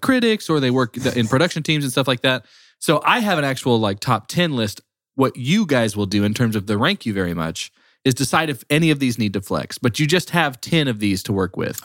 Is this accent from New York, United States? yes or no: no; Texas, United States; I was born in Texas